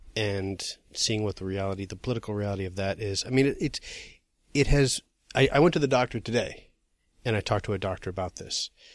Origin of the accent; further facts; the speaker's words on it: Massachusetts, United States; now in New York, United States; I'm from Massachusetts